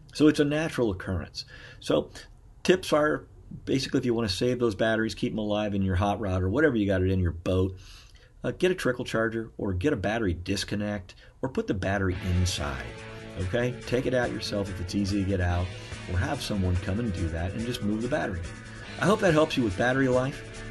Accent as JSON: {"language": "English", "town": "Beavercreek", "region": "Ohio", "country": "United States", "tie": "born or raised there", "said": "I'm actually from Beaver Creek, as well as my wife. We were pretty much born and raised there"}